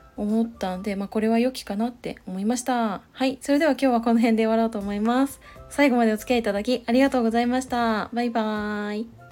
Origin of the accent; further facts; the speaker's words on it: Chiba, Japan; moved away; 千葉の実家に帰省しようかなって思っていたんですけど